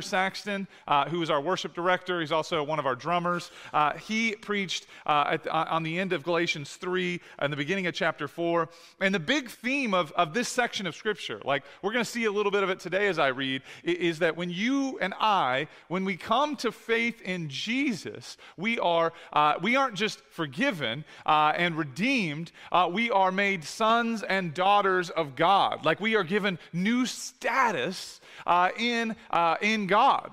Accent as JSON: {"language": "English", "country": "United States", "tie": "born or raised there", "said": "I was born in America"}